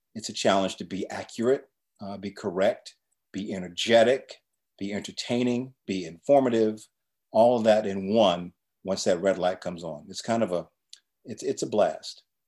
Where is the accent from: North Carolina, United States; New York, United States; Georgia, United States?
North Carolina, United States; Chapel Hill; I grew up in Chapel Hill, North Carolina